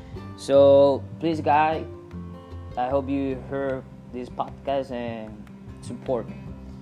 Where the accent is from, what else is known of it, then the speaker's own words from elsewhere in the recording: Venezuela; I'm 21 years old, and I'm a good guy. And I'm from Venezuela